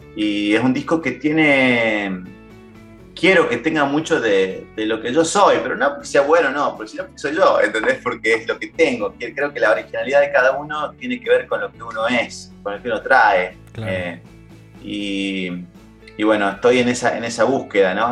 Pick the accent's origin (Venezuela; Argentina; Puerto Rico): Argentina; town near Córdoba; moved away as an adult; now in Buenos Aires, Argentina; mi pueblo a hablar con ellos. Yo ya vivía en Córdoba capital, que está a 12 kilómetros